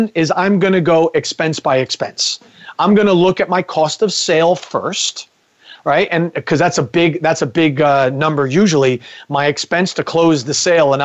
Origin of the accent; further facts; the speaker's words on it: New Jersey, United States; I'm from New Jersey